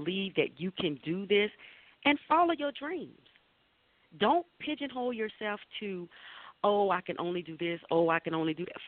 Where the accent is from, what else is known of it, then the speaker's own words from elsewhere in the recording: the South, United States; now in Sylvania, United States; I'm a Southerner